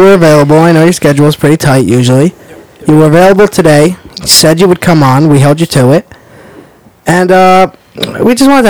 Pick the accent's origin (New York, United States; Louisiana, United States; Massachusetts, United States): New York, United States; we're from New York